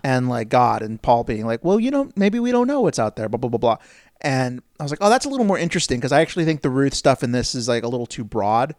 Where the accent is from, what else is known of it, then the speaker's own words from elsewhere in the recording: United States; as an American